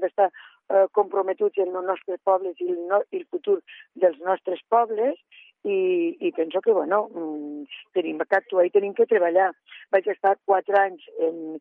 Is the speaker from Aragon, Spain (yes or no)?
yes; Lledó, Aragon, Spain; jo sóc de Lledó, eh, he viscut eh, tota la vida a Lledó, excepte eh, quan he estat estudiant